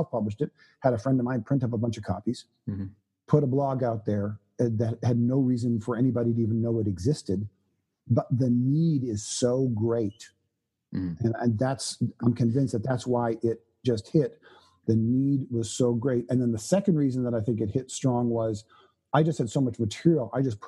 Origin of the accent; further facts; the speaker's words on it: Canada; I was born and raised in Canada